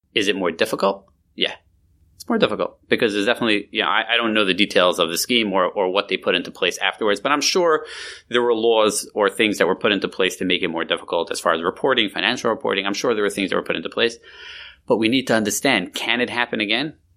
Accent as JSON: {"language": "English", "region": "New York", "country": "United States", "tie": "born or raised there", "moved": "yes", "said": "I grew up in New York years and years ago."}